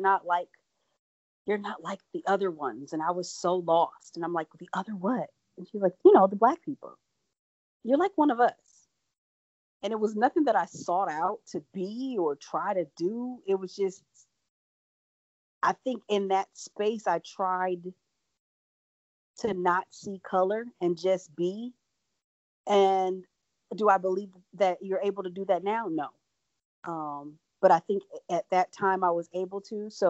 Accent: Franklin, Wisconsin, United States; also born or lived in Milwaukee; I grew up in Franklin

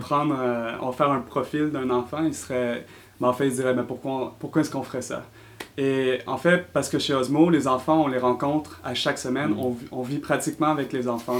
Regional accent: Quebec City, Quebec, Canada; moved away as an adult; now in San Francisco, United States; je suis originaire de la ville de Québec, comme vous pouvez l'entendre avec mon accent, mais euh, dernièrement, j'ai déménagé à San Francisco

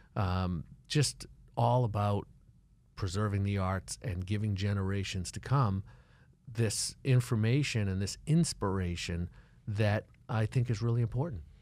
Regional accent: Boston, Massachusetts, United States; moved away as an adult; now in Miami, United States; I'm from Boston

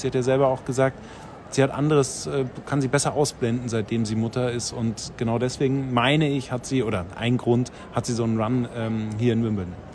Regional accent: Bavaria, Germany; aufgewachsen in Bayern.

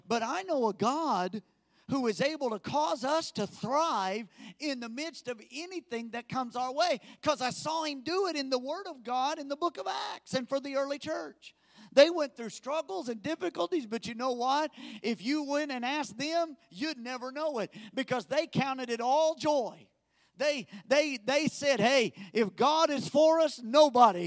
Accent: United States; as American Christians

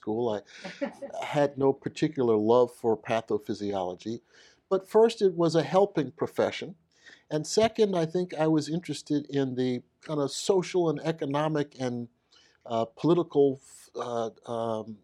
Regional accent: New York City, New York, United States; moved away as an adult; also born or lived in Jackson, Mississippi; I'm from Brooklyn, New York, Bed-Stuy, born and raised

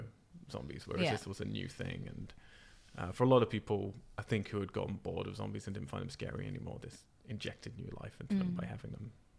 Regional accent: Cambridge, East of England, United Kingdom; I have to blame it on Cambridge, my hometown.

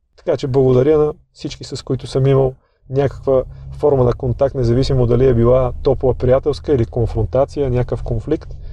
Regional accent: Sofia, Sofia City, Bulgaria; роден и отраснал в Драгалевци, в лоното на планината

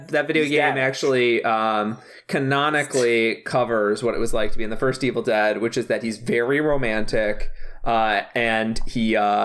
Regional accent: Chicago, Illinois, United States; now in Southern California, United States; Because I'm from Chicago.

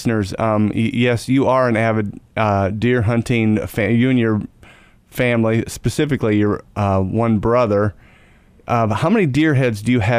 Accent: Tremont, Illinois, United States; in my hometown, Tremont, Illinois.

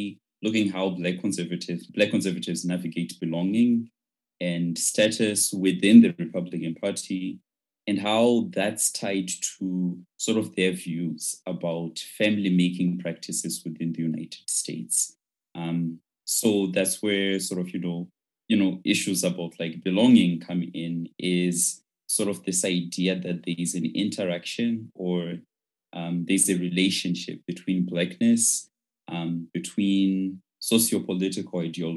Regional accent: Chegutu, Mashonaland West, Zimbabwe; English is a second language; moved away as an adult; I'm from Chegutu in Zimbabwe.

